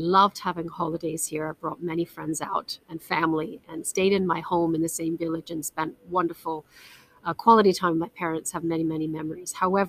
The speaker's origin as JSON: {"language": "English", "country": "Canada", "tie": "born or raised there", "also_born_or_lived": "United Kingdom / France / Hong Kong / Russia", "lives_now": "Spain", "said": "I am a British Canadian. The accent's a little bit messed up. So before you go mad trying to work it out, I was born in the UK, but I grew up in Canada."}